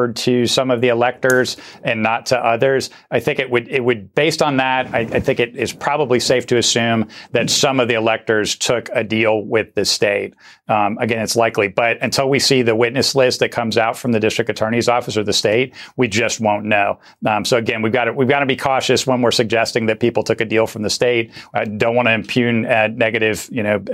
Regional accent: Ohio, United States; now in Atlanta, United States; I'm originally from Ohio, but I've lived in Atlanta a long time

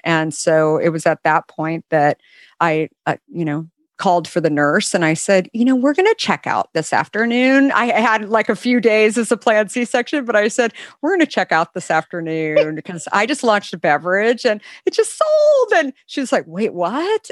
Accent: West Coast, United States; I grew up on the West Coast

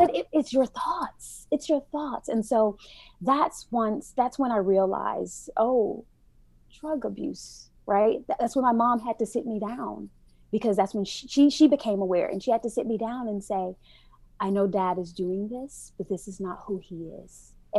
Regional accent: United States; I love my America, even though I don't agree with everything that happens within, right? But I am an American girl

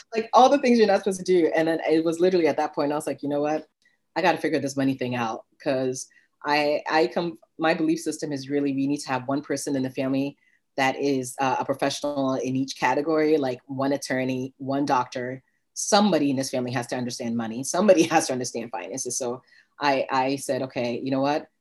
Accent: Ghana; moved away; I was born in Ghana, West Africa

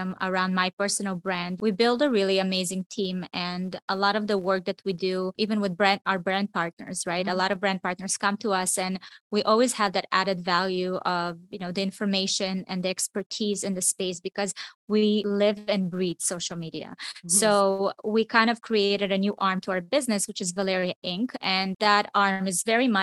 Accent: Israel; moved away; also born or lived in Miami; I grew up in Israel. It's a small town.

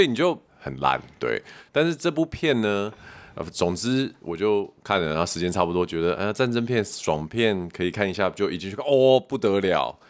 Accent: Taiwan; 我们台湾人

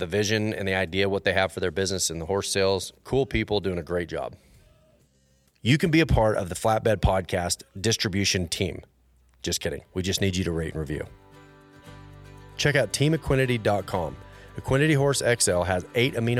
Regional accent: Fort Worth, Texas, United States; I was raised in Fort Worth.

